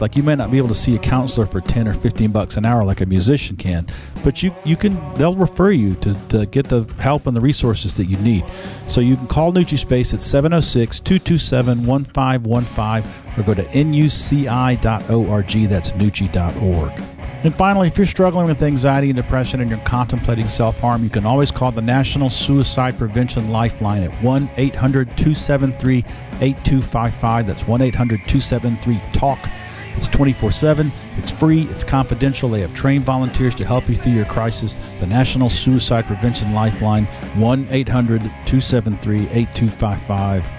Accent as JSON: {"language": "English", "region": "the South", "country": "United States", "said": "as a Southerner"}